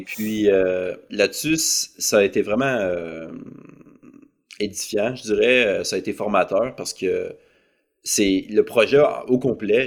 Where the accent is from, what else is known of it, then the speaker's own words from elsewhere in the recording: Saint-Étienne-de-Lauzon, Quebec, Canada; also born or lived in Lac Saint-Jean; now in Montreal, Canada; je suis originaire de la ville de Québec. Euh, j'ai grandi euh, sur la rive sud, dans un village qui s'appelle Saint-Étienne-de-Lauzon